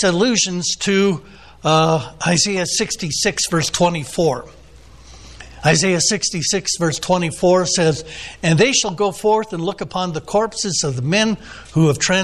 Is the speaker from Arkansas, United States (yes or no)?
no; San Diego, California, United States; I'm from the San Diego area